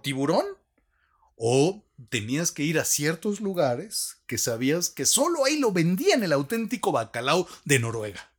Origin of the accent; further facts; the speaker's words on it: Mexico; como mexicanos, nos hemos afanosamente dedicado a construir un puente